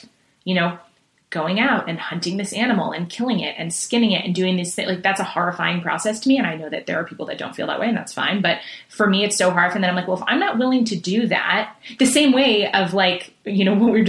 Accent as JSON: {"language": "English", "town": "Manhattan", "region": "New York", "country": "United States", "tie": "born or raised there", "said": "You know, we traveled a lot, moved a lot. So I mean, and I grew up in Manhattan and in big cities."}